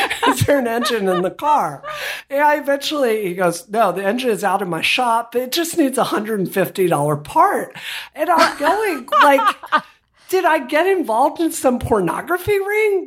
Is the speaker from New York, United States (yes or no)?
no; Hattiesburg, Mississippi, United States; I grew up in Hattiesburg